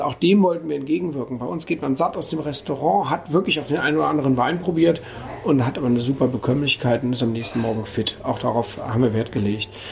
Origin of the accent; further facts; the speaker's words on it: Düsseldorf, North Rhine-Westphalia, Germany; moved away as an adult; also born or lived in Burma / Rügen / Austria / Switzerland; now in Durbach, Germany; gebürtig aus Düsseldorf